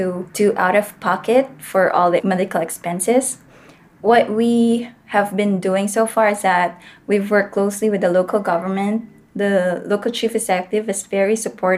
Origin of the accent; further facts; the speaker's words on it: Philippines; one of the municipalities listed there was Gamay, Northern Samar. And I chose that because I think it's nearer my hometown